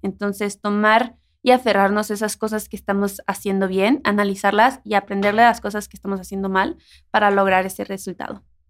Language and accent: Spanish; Mexico; de donde yo soy, cuando llueve, se abre una boca del río